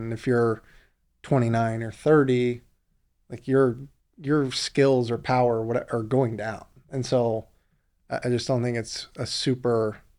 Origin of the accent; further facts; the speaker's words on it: Lexington, Kentucky, United States; now in Los Angeles, United States; You know, I'm from Lexington, Kentucky.